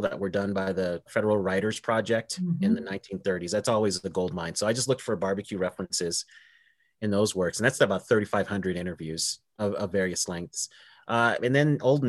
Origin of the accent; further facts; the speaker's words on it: Denver, Colorado, United States; I'm from Denver, Colorado